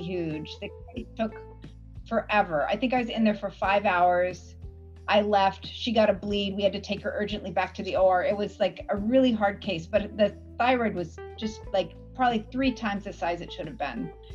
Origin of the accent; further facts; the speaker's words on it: Washington, United States; now in Canada; I grew up in Washington State